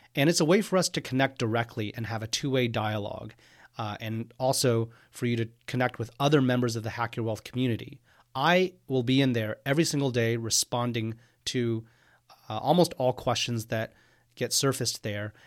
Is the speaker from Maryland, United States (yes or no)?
no; Houston, Texas, United States; moved away as an adult; also born or lived in Austin, Texas / Cambridge, Massachusetts / New York City; I am from Houston, Texas. I grew up there.